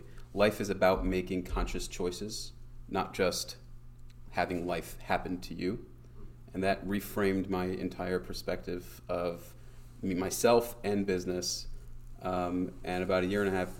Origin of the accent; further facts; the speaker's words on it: Cleveland, Ohio, United States; moved away as an adult; now in Israel; I grew up in Cleveland, Ohio